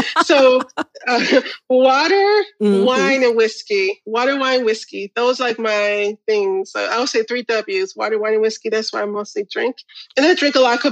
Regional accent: Illinois, United States; we're from Illinois

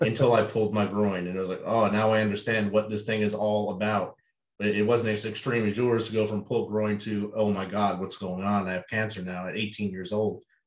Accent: Jersey City, New Jersey, United States; I grew up right there in Jersey City, New Jersey

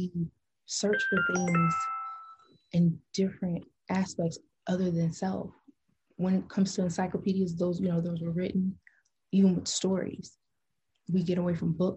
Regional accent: Illinois, United States; I am from Illinois

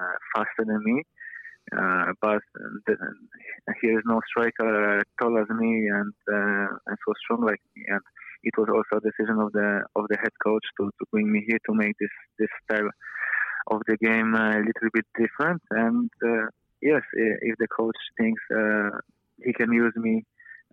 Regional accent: Poland; English is a second language; moved away as an adult; now in Wellington, New Zealand; I grew up in Poland

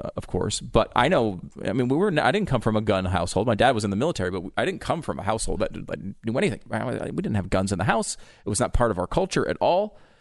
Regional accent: Connecticut, United States; growing up in Connecticut, largely

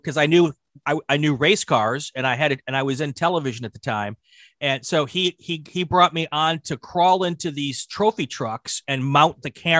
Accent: Wisconsin, United States; I was from Wisconsin, so I was local

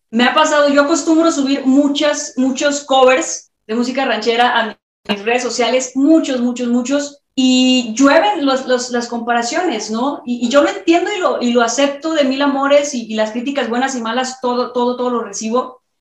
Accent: Guadalajara, Jalisco, Mexico; soy de Guadalajara, la tierra del, de, de, vamos, soy de Jalisco, la tierra del mariachi, la tierra del tequila, la tierra de, todo lo que representa México.

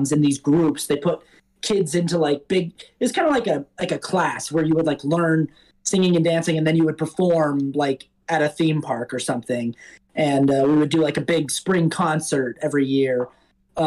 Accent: Salt Lake City, Utah, United States; moved away as an adult; also born or lived in New York; now in Los Angeles, United States; I grew up in Salt Lake City, Utah

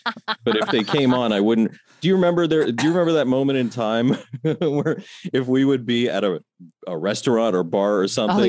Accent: New York, United States; I'm from New York.

